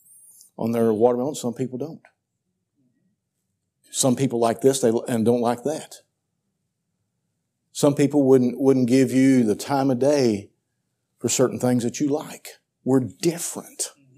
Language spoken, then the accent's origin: English; Missouri, United States; now in Central Missouri, United States; I was raised in Southeast Missouri. That's Cardinal country. I moved up here into Central Missouri